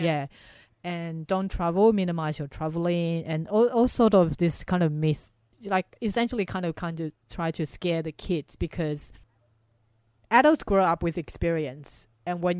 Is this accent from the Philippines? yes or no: no; Taiwan; moved away; growing up in Taiwan